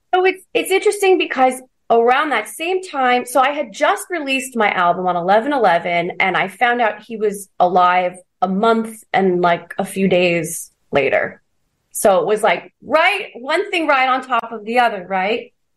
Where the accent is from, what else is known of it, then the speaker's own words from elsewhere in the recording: Orange County, California, United States; also born or lived in Hollywood; I'm from Orange County, so I'm just 60 miles down the freeway